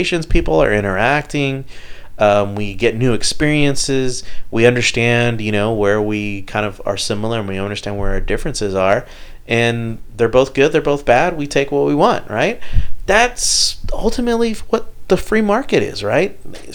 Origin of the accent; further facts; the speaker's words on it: Houston, Texas, United States; Growing up here in Houston